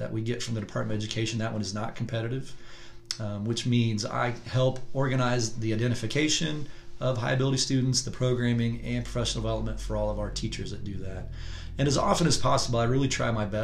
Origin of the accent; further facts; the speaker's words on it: Marion, Indiana, United States; I was raised in Marion, Indiana